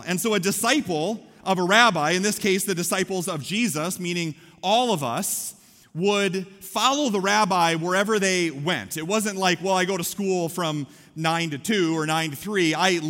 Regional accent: Story City, Iowa, United States; I grew up in Story City, and so everything is within 3 blocks of each other.

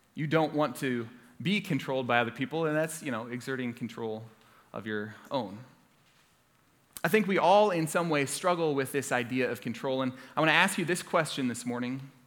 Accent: Orlando, Florida, United States; moved away; I grew up in Orlando, Florida, uh, lived there since I was in fourth grade, went to Florida State University. I'm a proud Floridian

